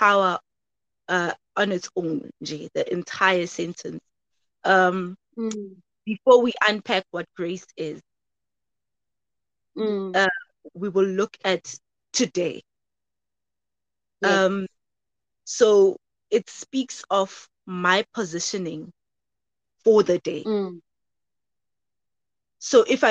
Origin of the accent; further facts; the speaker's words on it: Soweto, Gauteng, South Africa; moved away as an adult; now in Cape Town, South Africa; born and bred in Soweto, but relocated due to studying at CPUT. So I'm studying in Cape Town